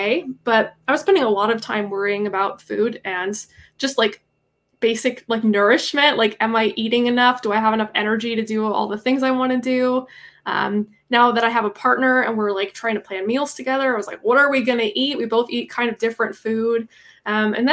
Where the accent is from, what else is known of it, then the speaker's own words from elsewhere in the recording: Minnesota, United States; now in Seattle, United States; I'm from Minnesota and I'm moving back there in the next year or two